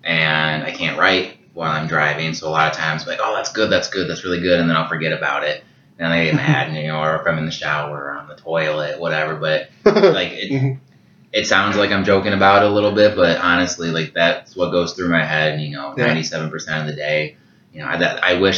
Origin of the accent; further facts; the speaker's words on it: Sterling, Illinois, United States; now in Dixon, United States; I grew up, I live in Dixon now, but I grew up in Sterling, just basically right across the street from Senesippy Park